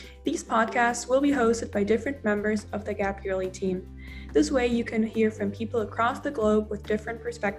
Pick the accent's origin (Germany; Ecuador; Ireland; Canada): Germany; I'm from Germany